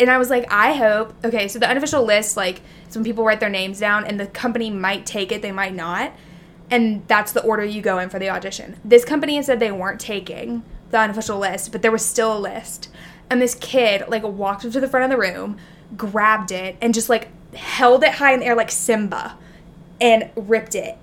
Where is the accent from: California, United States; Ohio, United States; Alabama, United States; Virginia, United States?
Alabama, United States; also born or lived in Texas; now in New York, United States; I grew up in Alabama